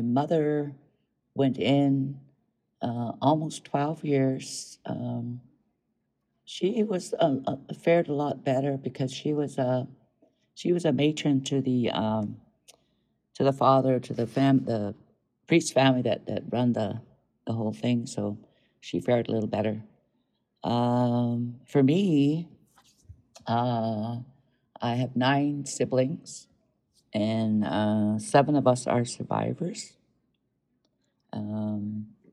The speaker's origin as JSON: {"language": "English", "region": "Southern Alberta", "country": "Canada", "tie": "born or raised there", "also_born_or_lived": "Montana, United States", "moved": "yes", "said": "Most of my life I was raised in Southern Alberta and Canada, and if I wasn't there, then I was in Montana where my grandmother lives"}